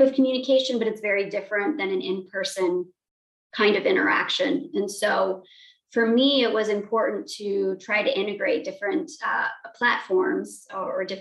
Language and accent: English; Montana, United States; moved away; growing up in Montana, there were not many people with my identities